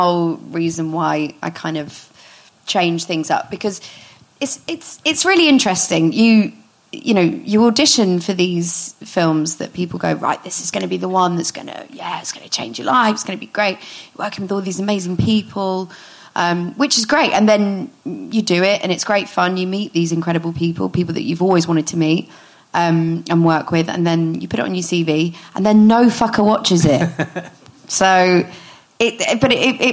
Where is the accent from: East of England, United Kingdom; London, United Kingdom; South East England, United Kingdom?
East of England, United Kingdom; Hitchin; also born or lived in Luton; I was born in the L&D, but I was raised near Hitchin, like Bedford kind